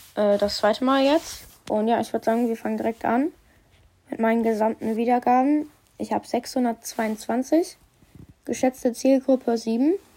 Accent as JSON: {"language": "German", "country": "Germany", "said": "ich bin ja auch ein Deutscher"}